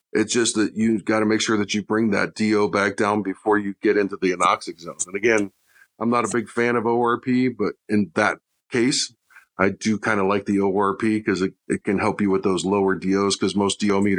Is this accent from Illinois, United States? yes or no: yes; Chicago, Illinois, United States; now in Flagstaff, United States; I came from Chicago. Flagstaff doesn't get as cold as Chicago.